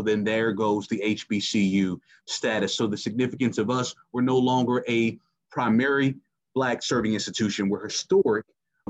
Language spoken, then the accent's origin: English; Toledo, Ohio, United States; So in terms of my story, I'm originally from Toledo, Ohio, raised by a single mother.